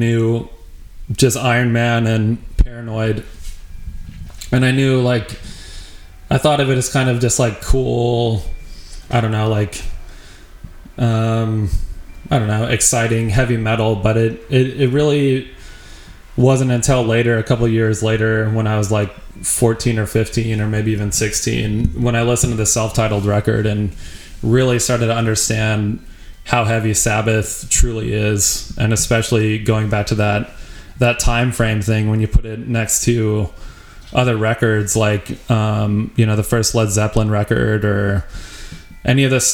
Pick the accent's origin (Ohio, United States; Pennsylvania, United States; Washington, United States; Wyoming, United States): Wyoming, United States; moved away as an adult; also born or lived in Denver, Colorado; I'm from a small town in Wyoming